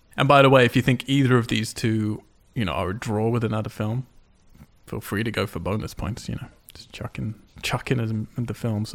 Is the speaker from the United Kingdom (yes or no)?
yes; United Kingdom; I'm British